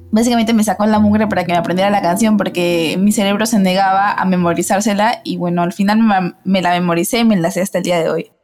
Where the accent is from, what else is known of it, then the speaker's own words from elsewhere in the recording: Peru; como peruana